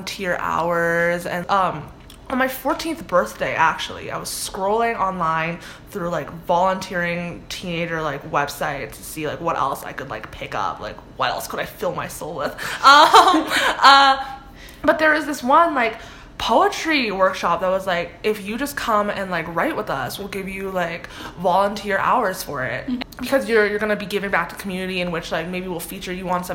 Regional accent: Toronto, Ontario, Canada; moved away as an adult; now in Ohio, United States; I'm from Scarborough, Toronto

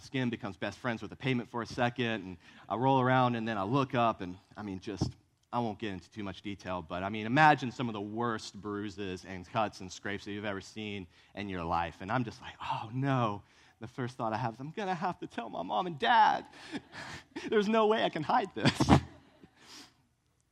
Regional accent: Virginia, United States; now in Columbia, United States; I grew up in Virginia

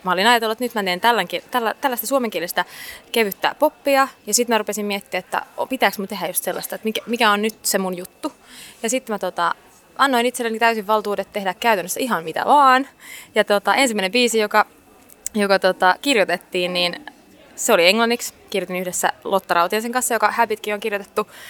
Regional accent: Finland; Suomi totta kai, täältä mä oon kotoisin

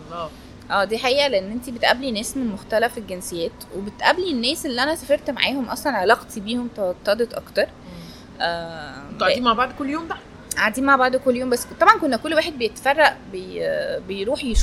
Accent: Egypt; انا كنت الوحيده من مصر

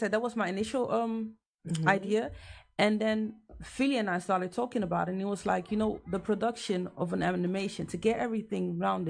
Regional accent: Ghana; As a Ghanaian, trust me that I even had to redo research on Ghana as well.

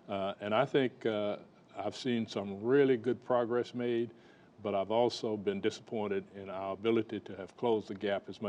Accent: Southern United States, United States; In the South, yes. I'm a Southerner.

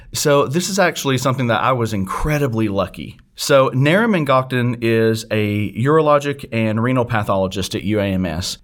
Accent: Harrisburg, Arkansas, United States; moved away; I actually grew up in a small town called Harrisburg, Arkansas, which is in the northeast corner of the state

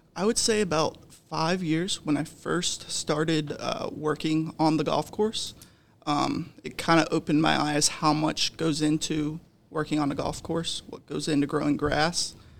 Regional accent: Dayton, Ohio, United States; moved away as an adult; now in Myrtle Beach, United States; I am from Dayton, Ohio. I spent the first eighteen years of my life in Dayton

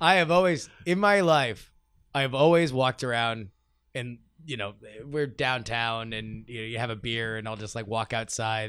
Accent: South Florida, United States; when I was growing up uh, in, in South Florida

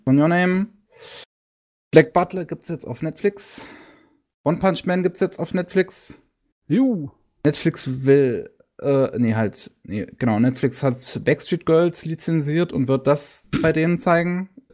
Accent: Germany; Bei uns in Deutschland

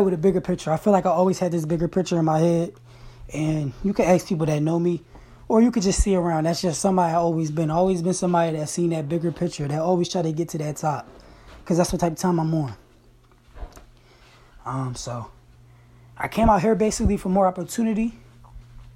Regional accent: Crestmont, Pennsylvania, United States; also born or lived in Shippensburg, Pennsylvania; I'm actually from Crestmont

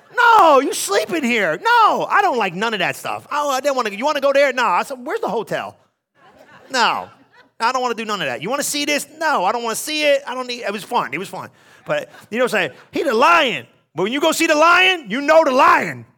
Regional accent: New Jersey, United States; I'm from New Jersey. We don't do this

